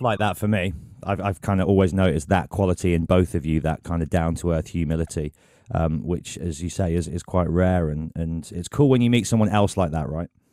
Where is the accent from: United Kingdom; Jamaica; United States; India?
United Kingdom; England; I've ever felt pride over being English